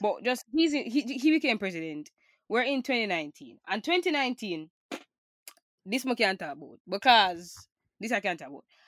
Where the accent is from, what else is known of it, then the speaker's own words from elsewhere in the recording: Jamaica; as a Jamaican